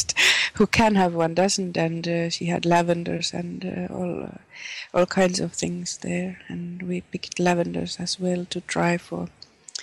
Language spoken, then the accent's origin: English; Germany; now in Finland; I'm from Germany